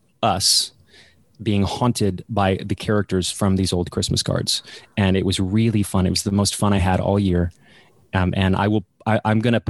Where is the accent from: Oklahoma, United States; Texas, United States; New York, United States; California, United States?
Texas, United States; Dallas; moved away as an adult; now in England; I'm from Dallas, Texas